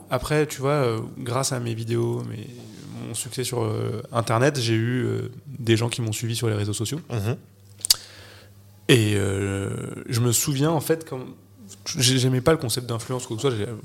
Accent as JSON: {"language": "French", "town": "Noirmoutier", "region": "Pays de la Loire", "country": "France", "tie": "born or raised there", "also_born_or_lived": "Paris", "moved": "yes", "said": "J'ai grandi à Noirmoutier, moi j'allais en vélo à l'école, j'avais un jardin"}